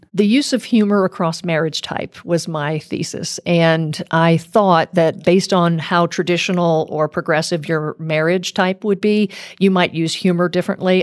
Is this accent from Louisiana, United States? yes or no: yes; South Louisiana, United States; moved away; I grew up in South Louisiana